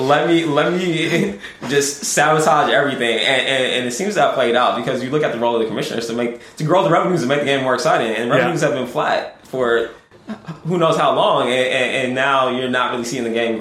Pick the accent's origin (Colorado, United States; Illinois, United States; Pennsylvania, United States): Illinois, United States; Chicago; I'm an African-American guy from Chicago